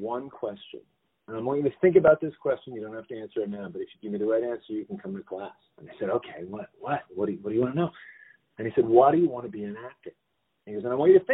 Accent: Los Angeles, California, United States; I was born and raised in Los Angeles. I'm a California native

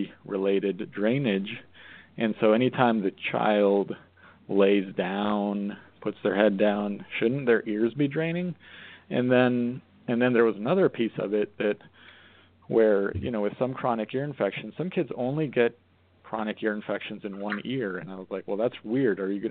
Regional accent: Colorado, United States; moved away; also born or lived in Arizona / Portland, Maine / New York City; I grew up in Colorado, so it's like, you know, I was familiar with different extremes

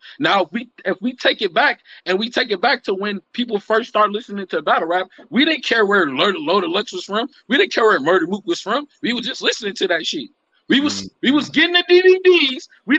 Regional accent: Milwaukee, Wisconsin, United States; I'm from Milwaukee.

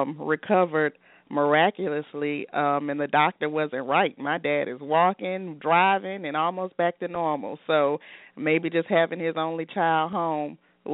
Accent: Baton Rouge, Louisiana, United States; moved away as an adult; also born or lived in Los Angeles, California; I'm originally from Baton Rouge, Louisiana, and I moved to Los Angeles for my career and lived in Los Angeles for 10 years, a whole decade.

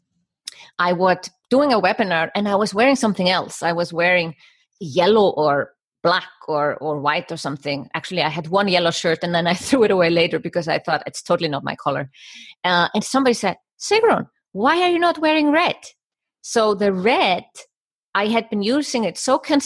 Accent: Iceland; moved away as an adult; also born or lived in Germany; now in Switzerland; I am Icelandic and I come from Iceland. And I moved to Germany 20 years old to study architecture

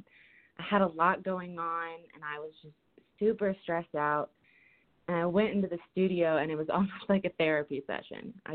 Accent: Hilton Head Island, South Carolina, United States; moved away as an adult; also born or lived in New Orleans; I grew up in Hilton Head, which is like a retirement community

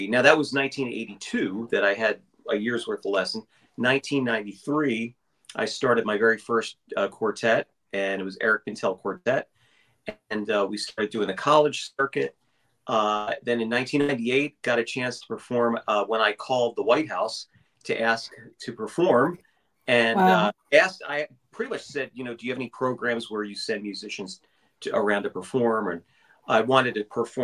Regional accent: Bucks County, Pennsylvania, United States; I'm coming from Bucks County, Pennsylvania, which is about 60 miles northeast of Philadelphia

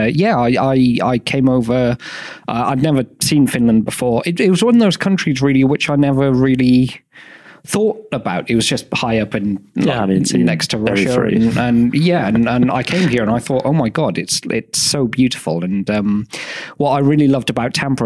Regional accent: Cardiff, Wales, United Kingdom; I'm from Cardiff in Wales

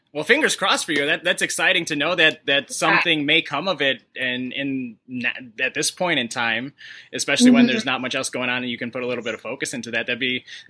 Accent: Chicago, Illinois, United States; I'm from Chicago, so like pizza is in our blood.

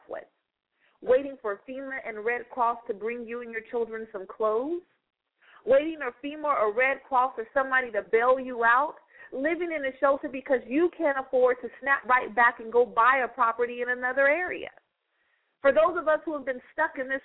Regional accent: United States; I'm an American

